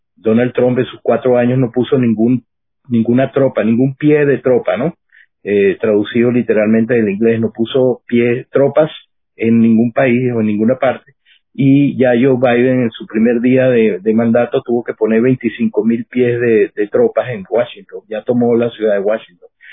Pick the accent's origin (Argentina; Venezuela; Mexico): Venezuela; now in United States; yo como venezolano